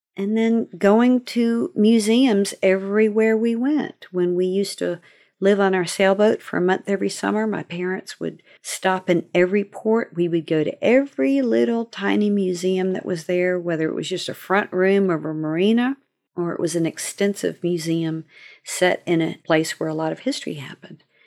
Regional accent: Seaford, Virginia, United States; also born or lived in North Carolina; growing up in Virginia. My parents lived first in Seaford, Virginia. We moved there when I was seven months old from North Carolina

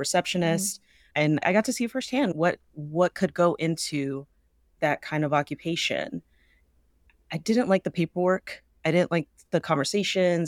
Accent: the Bay Area, California, United States; born and raised in the Bay

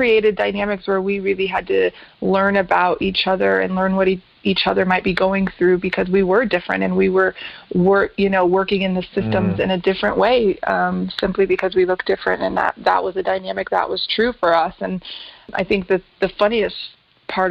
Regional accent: Colorado Springs, Colorado, United States; So I was born and raised in Colorado Springs, Colorado. So I am a Colorado native

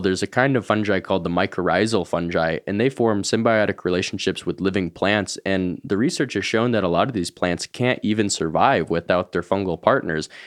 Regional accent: Boulder, Colorado, United States; I grew up here in Boulder

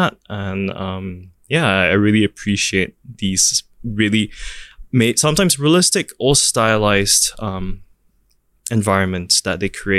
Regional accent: Singapore; also born or lived in New York, United States; what I have and what I am as a Singaporean

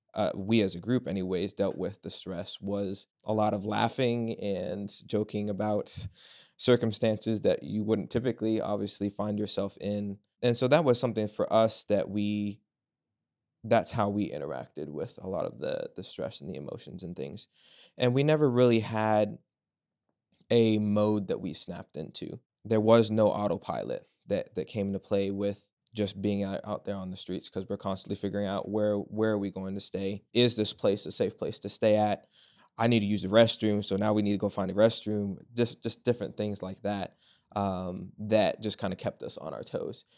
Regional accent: Culpeper, Virginia, United States; I'm from Culpeper, Virginia

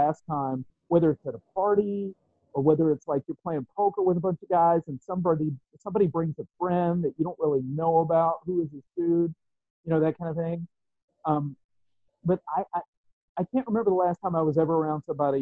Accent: West Virginia, United States; I grew up in West Virginia

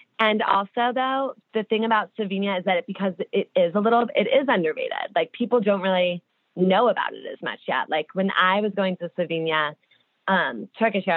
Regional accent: New Jersey, United States; now in New York, United States; I'm obviously from New Jersey

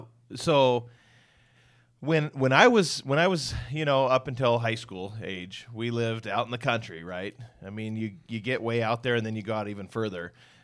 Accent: Washington, United States; of course, I'm from Western Washington, and you know, there's wet in the air, right?

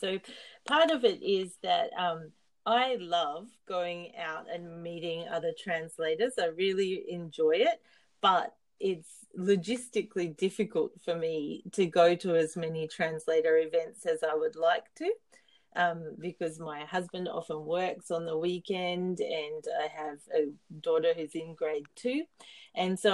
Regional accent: Sunshine Coast, Queensland, Australia; now in Saitama, Japan; I'm from the Sunshine Coast in Australia

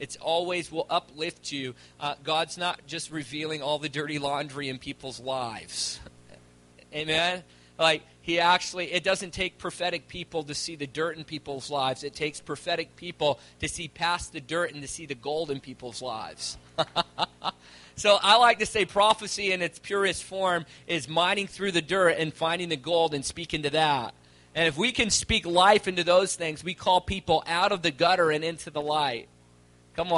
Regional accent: Virginia, United States; moved away as an adult; now in Calgary, Canada; I'm originally from Virginia, and I moved to Calgary about 4 years ago

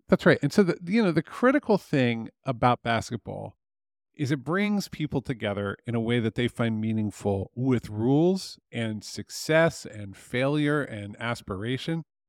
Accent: near Philadelphia, Pennsylvania, United States; moved away; I grew up near Philadelphia

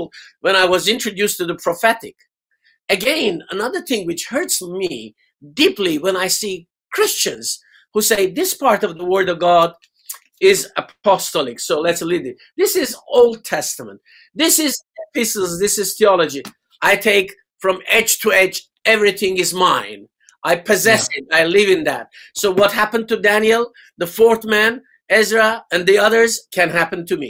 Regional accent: Tehran, Tehran Province, Iran; moved away as an adult; now in England; I was born and bred in Iran, in Tehran.

